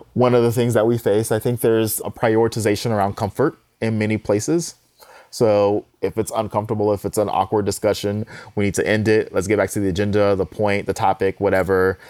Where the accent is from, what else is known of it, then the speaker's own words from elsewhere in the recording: Houston, Texas, United States; I'm from Houston